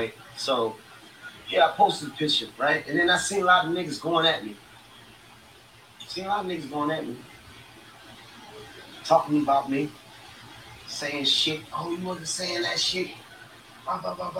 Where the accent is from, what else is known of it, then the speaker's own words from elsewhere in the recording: New York City, New York, United States; I think I'm from Bedford Stuyvesant.